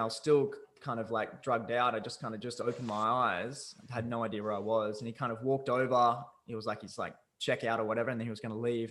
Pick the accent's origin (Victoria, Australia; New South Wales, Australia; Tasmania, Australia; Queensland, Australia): New South Wales, Australia; Newcastle; also born or lived in Vancouver; I'm from Newcastle, Australia